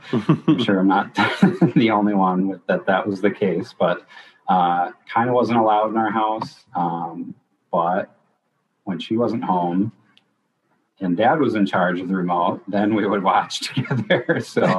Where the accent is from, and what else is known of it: Minnesota, United States; born or raised there